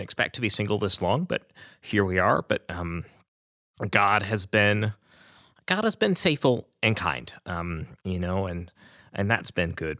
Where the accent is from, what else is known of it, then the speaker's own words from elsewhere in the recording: Aledo, Texas, United States; I am from Aledo, Texas